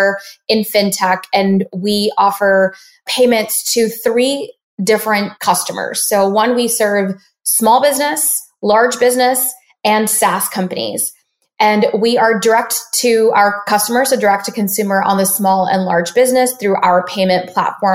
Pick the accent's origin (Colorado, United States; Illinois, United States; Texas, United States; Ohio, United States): Texas, United States; Dallas; we actually grew up in Dallas, Texas.